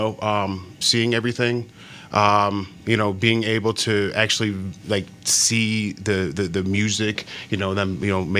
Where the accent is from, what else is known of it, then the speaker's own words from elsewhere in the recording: Florida, United States; I'm from Florida and everything, so there's a lot of commotion going on.